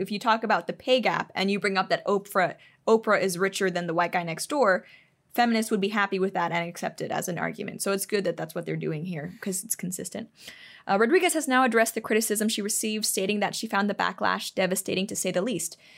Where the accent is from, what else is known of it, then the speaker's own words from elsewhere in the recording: Hong Kong; moved away as an adult; now in United States; I didn't grow up in the U S. I didn't grow up really, um, with too much American culture. I grew up in Asia.